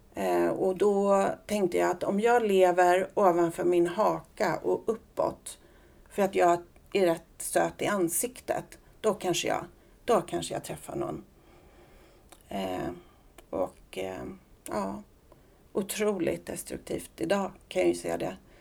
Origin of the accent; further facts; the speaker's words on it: Solna, Stockholm County, Sweden; also born or lived in Las Palmas, Spain / Söråker / Sollentuna; sen i årskurs två eh, så fick mamma en lägenhet i Solna. Så där eh, växte jag upp